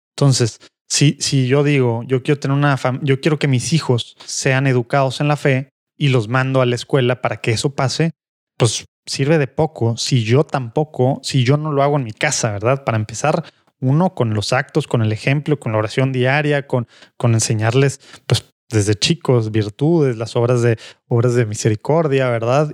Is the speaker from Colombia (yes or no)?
no; Monterrey, Nuevo León, Mexico; born or raised there; also born or lived in Rome / St. Paul